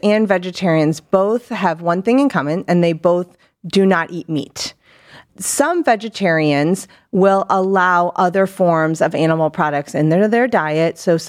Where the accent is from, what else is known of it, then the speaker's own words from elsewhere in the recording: Akron, Ohio, United States; also born or lived in North Macedonia; Yeah, so I am from originally born out of the country in northern Macedonia. Spent most of my life in Summit County in Akron, Ohio.